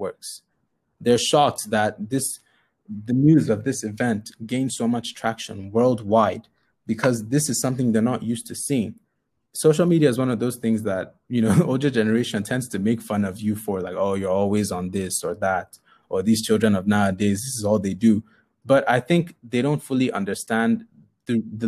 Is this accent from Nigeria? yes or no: yes; Nigeria; We're all Nigerian.